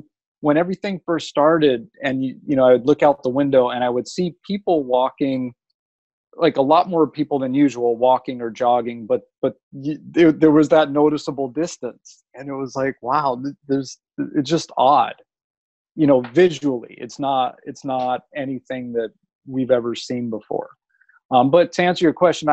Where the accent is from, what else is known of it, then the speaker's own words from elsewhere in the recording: Los Angeles, California, United States; I grew up in Los Angeles